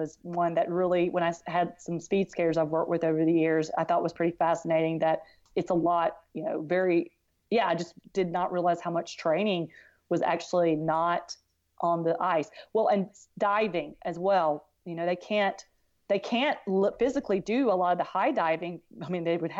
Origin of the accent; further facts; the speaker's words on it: South Carolina, United States; I was from South Carolina